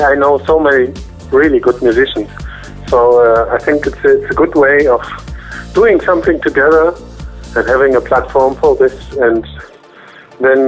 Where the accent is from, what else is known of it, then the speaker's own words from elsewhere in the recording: Cologne, North Rhine-Westphalia, Germany; I'm from Cologne in Germany